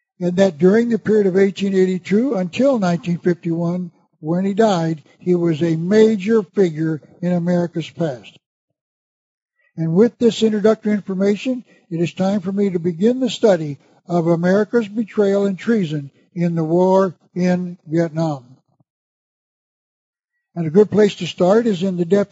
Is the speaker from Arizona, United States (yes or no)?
yes; Arizona, United States; the magnificent Grand Canyon in my home state of Arizona